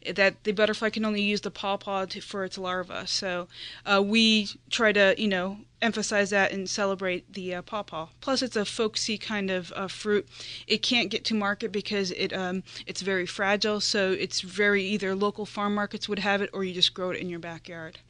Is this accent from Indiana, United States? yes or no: yes; outside of Chicago in Indiana, United States; moved away as an adult; now in Delaware, United States; I grew up outside of Chicago in Indiana